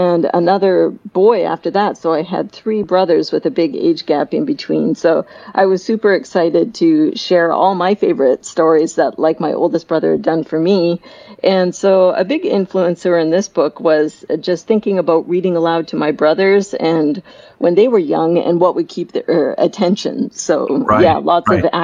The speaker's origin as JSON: {"language": "English", "country": "Canada", "moved": "yes", "said": "I'm from Canada originally, so we do learn French"}